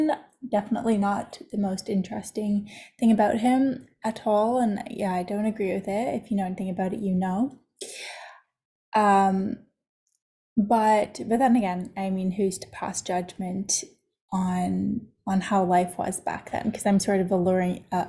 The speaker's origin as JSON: {"language": "English", "town": "Toronto", "region": "Ontario", "country": "Canada", "tie": "born or raised there", "moved": "as an adult", "said": "I was most certainly raised in Canada. I was raised in Toronto"}